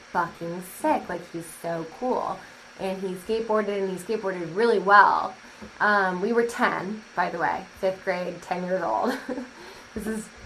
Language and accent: English; Sacramento, California, United States; I was born and raised in Sacramento, and I was raised in a neighborhood called River Park.